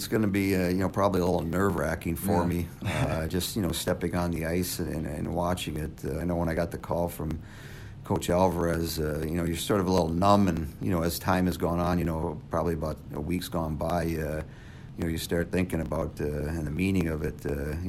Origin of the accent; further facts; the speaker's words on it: Madison, Wisconsin, United States; when I was growing up in Madison